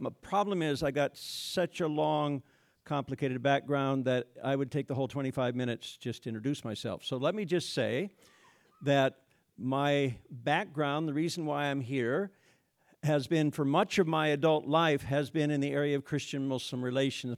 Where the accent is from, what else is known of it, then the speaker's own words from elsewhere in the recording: Iowa, United States; moved away as an adult; also born or lived in Bahrain / Middle East / Addis Ababa, Ethiopia; I taught for ten years in this, this area in a religion department at Northwestern College, went back to my hometown